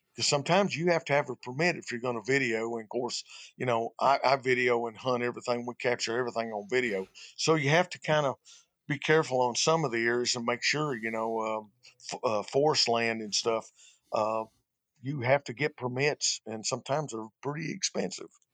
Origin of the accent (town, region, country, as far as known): Arkansas, United States; born or raised there